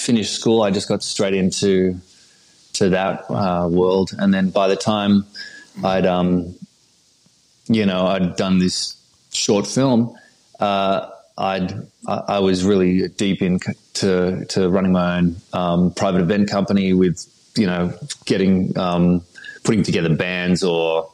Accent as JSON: {"language": "English", "town": "Sydney", "region": "New South Wales", "country": "Australia", "tie": "born or raised there", "also_born_or_lived": "Hawaii / Los Angeles", "accent": "neutral Australian", "moved": "as an adult", "lives_now": "United States", "said": "I was born in Sydney, Australia, 1981"}